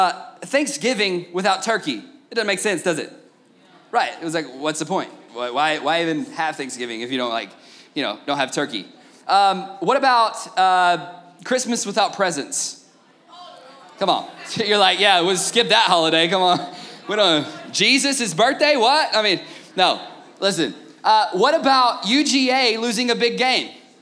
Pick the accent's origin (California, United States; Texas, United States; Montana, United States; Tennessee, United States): Tennessee, United States; I was born and raised in Tennessee, just north of Georgia